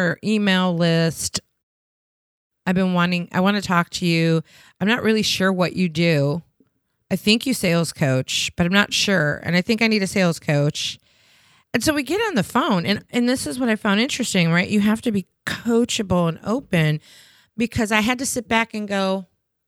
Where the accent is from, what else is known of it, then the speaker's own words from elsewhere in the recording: Chicago, Illinois, United States; my hometown of Chi-Town